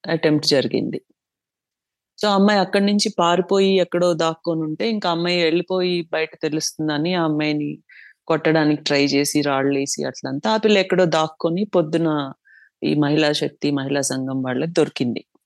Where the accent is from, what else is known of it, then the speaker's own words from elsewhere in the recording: Chittoor, Andhra Pradesh, India; moved away as an adult; also born or lived in Tirupati; now in Bengaluru, India; నేను చిత్తూరులోనే పుట్టి పెరిగినాను